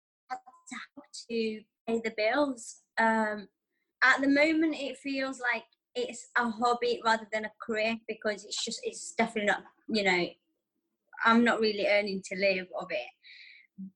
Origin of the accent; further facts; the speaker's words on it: Yemen; first language Arabic; English is a second language; moved away; I could even speak proper English because obviously I'm from Yemen.